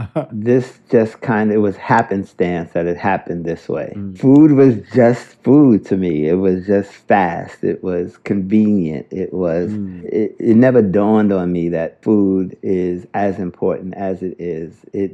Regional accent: Wiesbaden, Hesse, Germany; born there; I was born in Wiesbaden. My dad was a Tuskegee Airman.

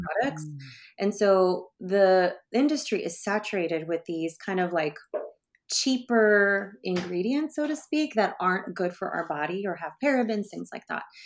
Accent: Bay Area, California, United States; I grew up in the Bay Area

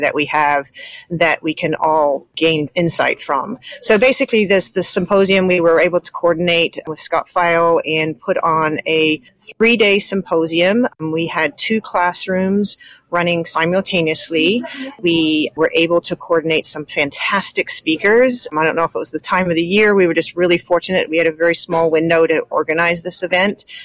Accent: New Zealand; moved away as an adult; now in Indiana, United States; I'm originally from New Zealand. I came to the United States to learn about professional dog handling, and I never left

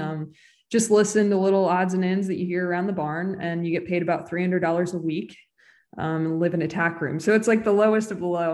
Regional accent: Bethesda, Maryland, United States; moved away as an adult; also born or lived in California; I grew up in Bethesda

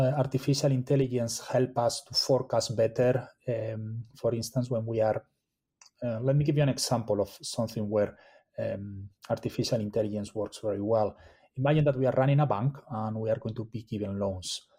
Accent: Spain; now in United States; I'm originally from Spain

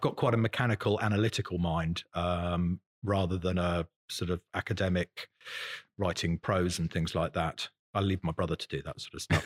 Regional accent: Salisbury, South West England, United Kingdom; also born or lived in Newbury / Bruton, Somerset / Ross-on-Wye; I was born in Salisbury in Wiltshire

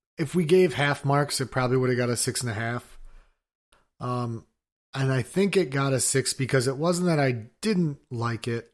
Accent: United States; I'm an American

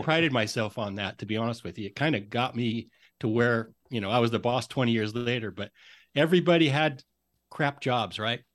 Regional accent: Idaho, United States; moved away as an adult; also born or lived in Oregon; now in Seattle, United States; growing up in Idaho, going to school in Oregon, and then really spending my adult life mostly in Seattle, I guess. I'm a Northwest guy

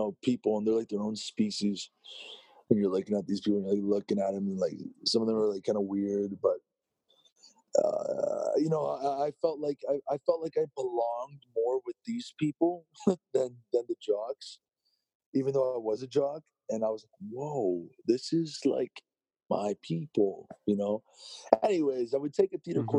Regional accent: Toronto, Ontario, Canada; born or raised there

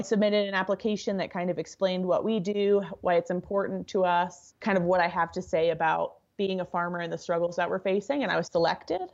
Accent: Deming, New Mexico, United States; also born or lived in Albuquerque, New Mexico; raised in a really small agricultural town in southern New Mexico

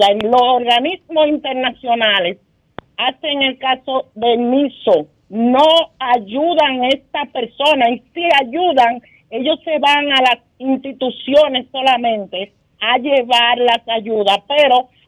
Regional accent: Río San Juan, María Trinidad Sánchez, Dominican Republic; Río San Juan, que es mi pueblo

